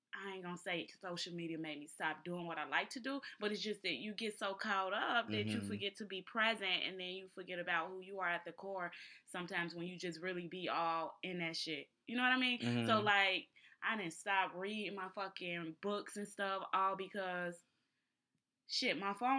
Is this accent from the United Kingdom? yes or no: no; Israel; since I'm from Israel, at the core, that's what I just right. gravitate towards.